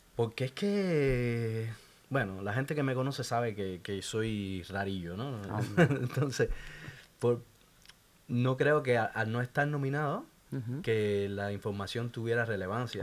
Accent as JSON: {"language": "Spanish", "town": "Santa Clara", "region": "Villa Clara", "country": "Cuba", "said": "Yo soy de Santa Clara, el centro de Cuba."}